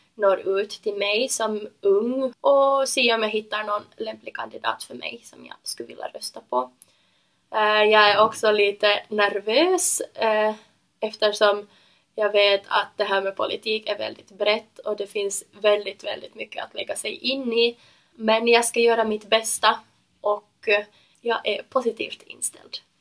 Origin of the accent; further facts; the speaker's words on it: Ekenäs, Uusimaa, Finland; Jag kommer från Ekenäs och jag är 19 år gammal.